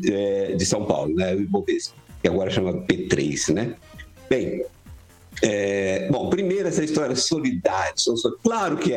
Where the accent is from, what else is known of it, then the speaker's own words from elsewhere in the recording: France; Portuguese is a second language; eu, eu, como francês, estou falando de União Soviética, né?